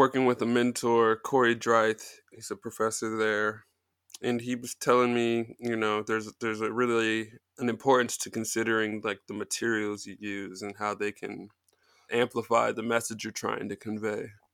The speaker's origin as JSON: {"language": "English", "town": "Colorado Springs", "region": "Colorado", "country": "United States", "tie": "born or raised there", "also_born_or_lived": "Kansas / Nebraska", "moved": "as an adult", "lives_now": "Brooklyn, United States", "said": "I'm pretty much from Colorado Springs."}